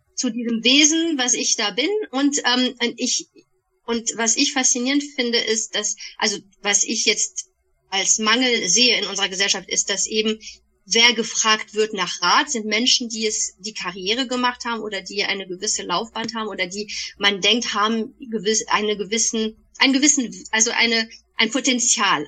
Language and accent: German; Bonn, North Rhine-Westphalia, Germany; moved away as an adult; also born or lived in Paris; now in Waldbreitbach, Germany; Bonnerin ursprünglich, in Bonn geboren, aufgewachsen